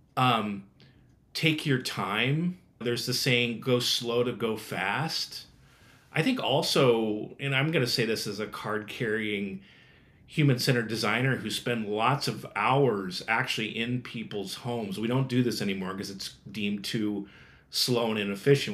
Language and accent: English; Nebraska, United States; grew up in the Midwest. I think it's always good to say that I'm from Nebraska